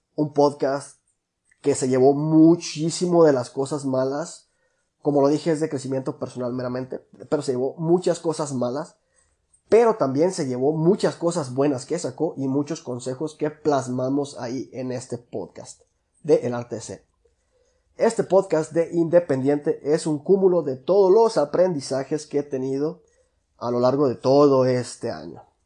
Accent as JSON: {"language": "Spanish", "town": "La Piedad", "region": "Michoacán", "country": "Mexico", "tie": "born or raised there", "said": "soy originario de La Piedad, Michoacán"}